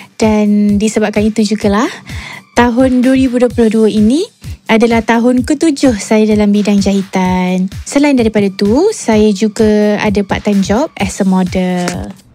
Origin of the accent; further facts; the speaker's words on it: Petaling Jaya, Selangor, Malaysia; saya berasal dari Daman Saradamai Petaling Jaya, Selangor